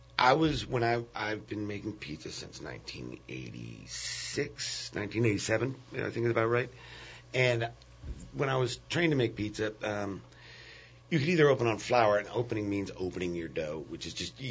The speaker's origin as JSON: {"language": "English", "town": "New York City", "region": "New York", "country": "United States", "also_born_or_lived": "Brooklyn", "moved": "as an adult", "lives_now": "New Orleans, United States", "said": "I'm actually originally from Manhattan, but I lived in Brooklyn for 13 years."}